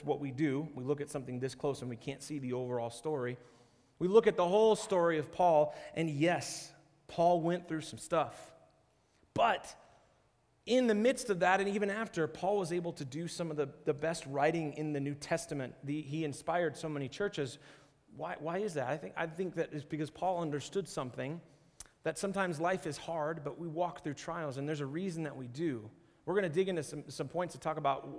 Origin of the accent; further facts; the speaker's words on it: Seattle, Washington, United States; moved away; also born or lived in Arizona; I grew up in Seattle and then I spent a little bit of time in Arizona